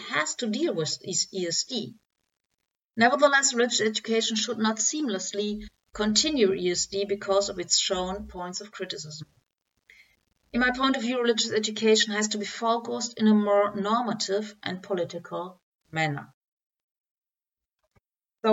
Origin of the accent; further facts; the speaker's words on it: Dortmund, North Rhine-Westphalia, Germany; English is a second language; I'm from Germany, Dortmund.